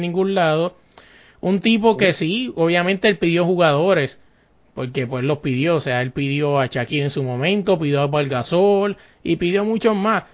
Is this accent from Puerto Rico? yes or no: yes; Puerto Rico; somos puertorriqueños